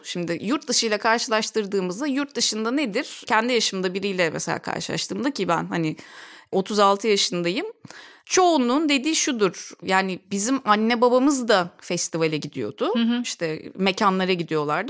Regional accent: Ankara, Turkey; moved away as an adult; also born or lived in Istanbul; Ankaralıyım Ankara'da. Üniversiteyi de Ankara'da okudum

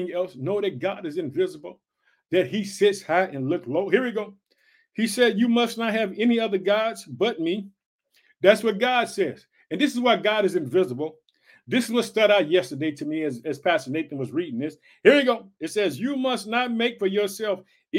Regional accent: Illinois, United States; also born or lived in Chicago; Illinois, which is my home state. I reside in the city of Chicago

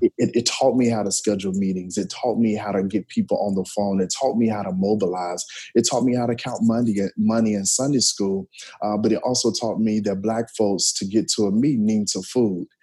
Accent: Memphis, Tennessee, United States; moved away; residing in Memphis, growing up in Memphis, definitely was around church

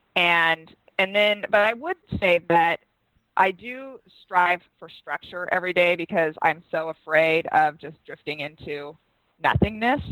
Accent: Seattle, Washington, United States; I'm from Seattle, where we sell wine in grocery stores.

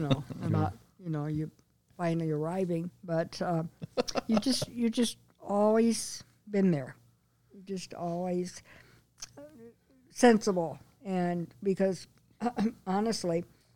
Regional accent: Illinois, United States; born or raised there; also born or lived in Colorado

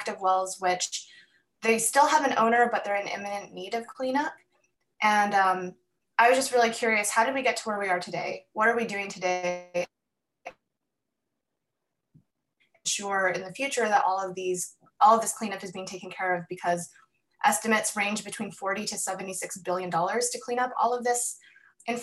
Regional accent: Calgary, Alberta, Canada; I was born and raised in Calgary on Treaty 7 territory

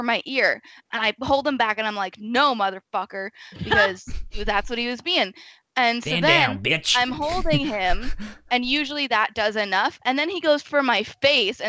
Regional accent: Pacific Northwest, United States; we're from the Pacific Northwest

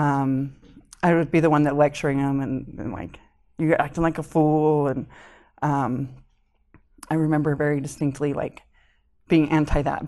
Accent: Springville, Utah, United States; also born or lived in Connecticut / Hawaii / Salem, Utah; we moved to Springville when I started kindergarten.

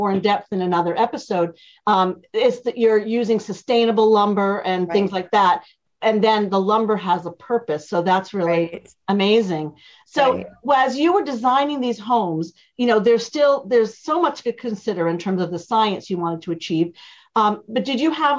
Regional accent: Boston, Massachusetts, United States; now in California, United States; I live in one that's a raised foundation because I grew up in Boston

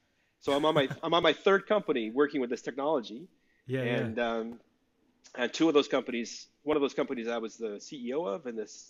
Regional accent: Calgary, Alberta, Canada; also born or lived in Vancouver; now in Brooklyn, United States; So I'm Canadian. I live in Brooklyn, but I'm from Calgary originally. And I was living in Vancouver in the early 2000s

